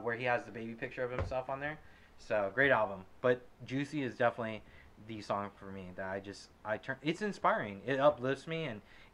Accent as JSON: {"language": "English", "region": "West Coast", "country": "United States", "said": "I'm from the West Coast"}